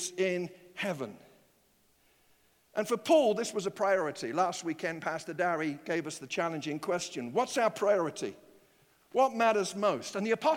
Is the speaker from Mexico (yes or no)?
no; United Kingdom; now in United States; my secondary citizenships will be British, because I was born there